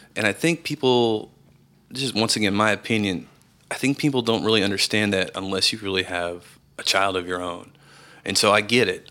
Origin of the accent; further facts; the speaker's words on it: Round Rock, Texas, United States; also born or lived in Austin, Texas; I am originally from Austin, Texas, and, uh, I was raised in Round Rock, a suburb north, north of Austin.